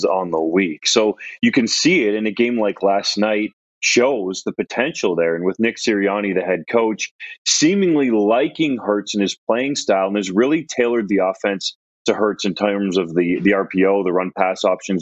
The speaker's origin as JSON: {"language": "English", "town": "Guelph", "region": "Ontario", "country": "Canada", "tie": "born or raised there", "said": "Rural Guelph, Ontario"}